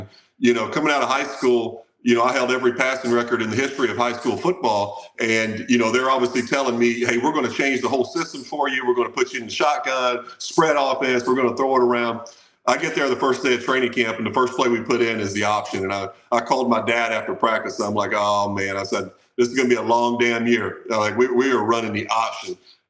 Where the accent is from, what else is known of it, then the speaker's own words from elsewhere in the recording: southeastern Kentucky, United States; I grew up in southeastern Kentucky in the mountains. My hometown only had like 350 people in it. So super small town, coal mining town, really, really not a whole lot going on there.